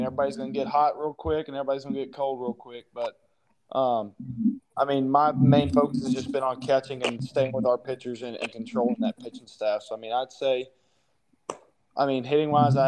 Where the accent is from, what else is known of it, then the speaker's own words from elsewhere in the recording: Texas, United States; growing up in Texas, I mean, I'm a huge Rangers fan